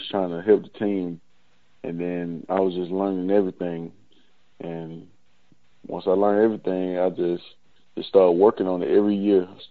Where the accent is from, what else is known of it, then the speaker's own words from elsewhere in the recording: Alabama, United States; me growing up in Alabama